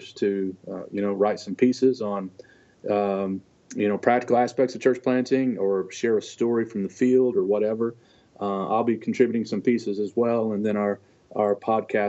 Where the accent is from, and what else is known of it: Kentucky, United States; born or raised there; also born or lived in Detroit, Michigan